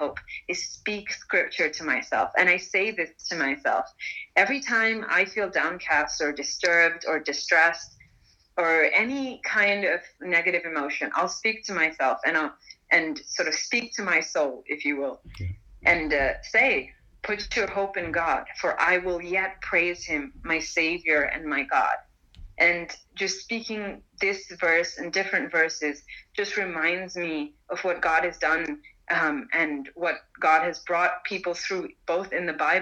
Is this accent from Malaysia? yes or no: yes; Malaysia; moved away as an adult; also born or lived in India; now in Lausanne, Switzerland; I'm Indian, but I've grown up for most of my life in Malaysia